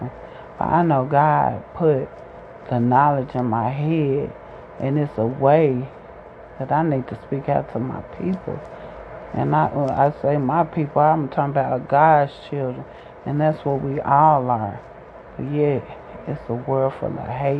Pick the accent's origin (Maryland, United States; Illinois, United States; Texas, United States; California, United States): Illinois, United States; Chicago; I grew up in Chicago, the South Side